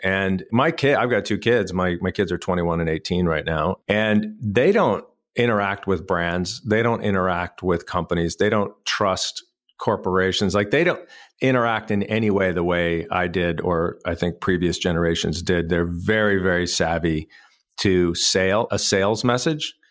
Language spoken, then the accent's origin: English; El Paso, Texas, United States; moved away as an adult; also born or lived in Austin, Texas; now in Raleigh, United States; I grew up in El Paso, Texas, in West Texas